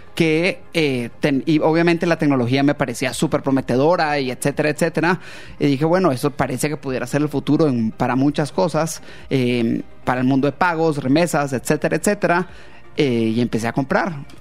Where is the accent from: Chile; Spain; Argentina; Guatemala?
Guatemala; moved away as an adult; also born or lived in London, United Kingdom; yo era nacido en Guatemala